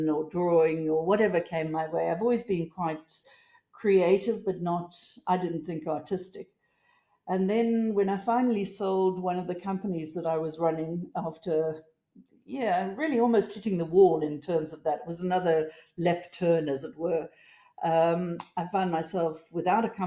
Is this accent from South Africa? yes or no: yes; South Africa; moved away as an adult; also born or lived in United States; now in Australia; I grew up in South Africa